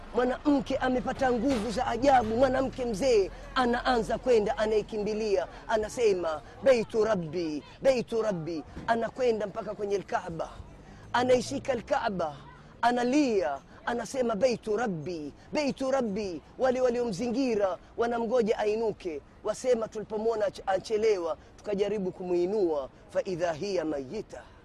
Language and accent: Swahili; Kenya; mimi ni Mkenya